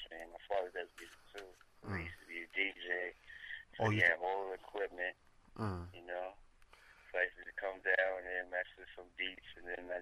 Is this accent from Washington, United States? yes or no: no; New York City, New York, United States; I was born in the Bronx. I lived there since 1990